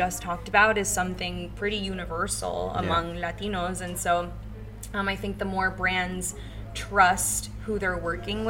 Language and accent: English; Miami, Florida, United States; also born or lived in Los Angeles; growing up in Miami